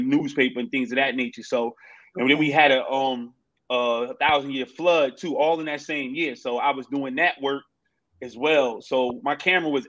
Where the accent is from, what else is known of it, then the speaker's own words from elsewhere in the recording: North New Jersey, United States; growing up in North New Jersey